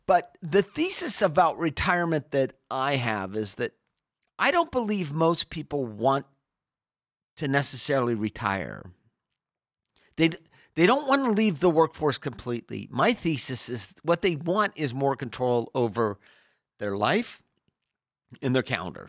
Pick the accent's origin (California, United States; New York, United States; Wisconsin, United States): California, United States; Sacramento; I grew up in Sacramento